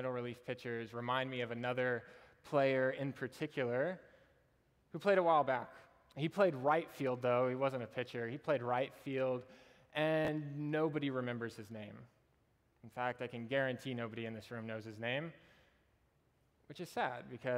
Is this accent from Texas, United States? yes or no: yes; Austin, Texas, United States; also born or lived in Nacogdoches, Texas; I was born and raised in Austin